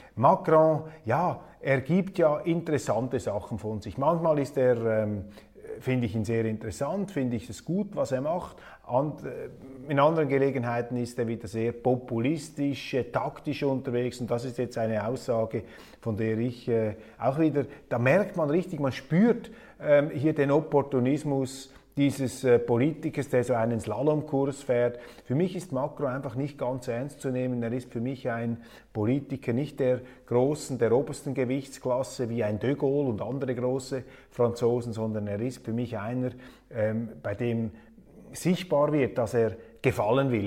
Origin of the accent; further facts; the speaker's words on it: Switzerland; als Schweizer